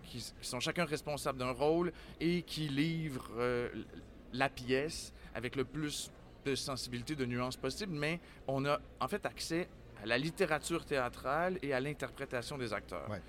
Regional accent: Quebec City, Quebec, Canada; je suis un natif de Québec

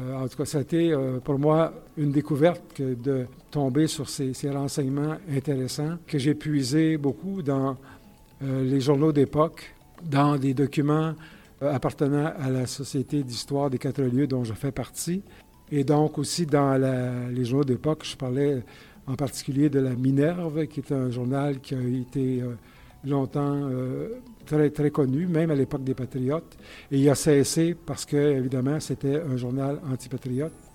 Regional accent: Saint-Césaire, Quebec, Canada; Saint-Césaire, qui est toujours mon patelin

